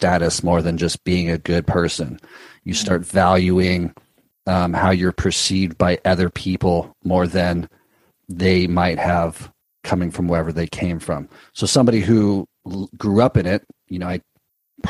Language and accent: English; Southern California, United States; growing up in Southern California, being around and so close to Hollywood